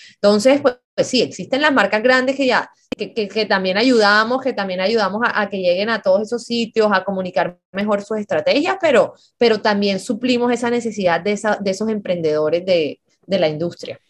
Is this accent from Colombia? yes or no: yes; Colombia; siendo incluso colombiana